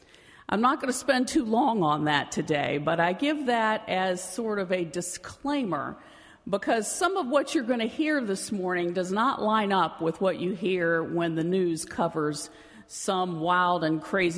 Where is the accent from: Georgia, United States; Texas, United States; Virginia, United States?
Virginia, United States; moved away as an adult; also born or lived in Midwest; now in Massachusetts, United States; I was born and raised in Virginia, but spent most of my years of ministry pastoring in the Midwest before accepting this call.